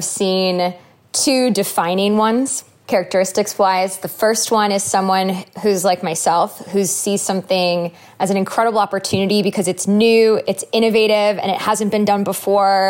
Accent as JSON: {"language": "English", "region": "Connecticut", "country": "United States", "tie": "born or raised there", "said": "where we grew up in Connecticut"}